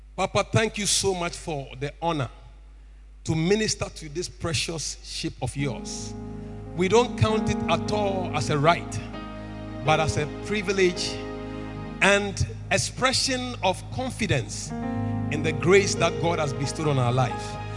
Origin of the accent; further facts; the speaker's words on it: Tema, Greater Accra, Ghana; I was born and bred in Tema.